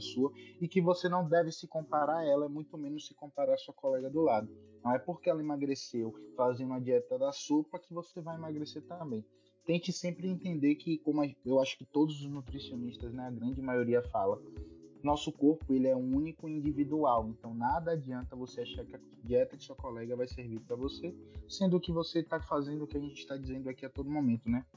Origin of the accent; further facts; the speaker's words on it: Bahia, Brazil; sou aqui da Bahia